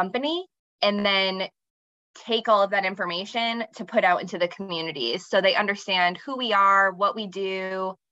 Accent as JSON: {"language": "English", "area": "Hampton area / Strafford", "region": "New Hampshire", "country": "United States", "tie": "born or raised there", "also_born_or_lived": "Nebraska", "said": "My family moved here from Nebraska when I was very young, and I went to school between the Hampton area and then up near Stratford"}